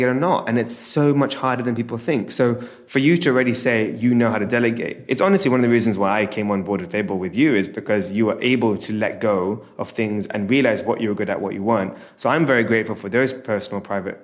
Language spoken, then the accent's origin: English; London, United Kingdom; born and raised in London